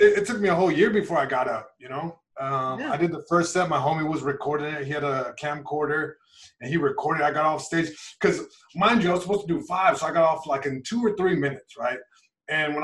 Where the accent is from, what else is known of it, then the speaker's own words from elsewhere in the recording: Long Beach, California, United States; where I'm from, from Long Beach, California, East Side, born and raised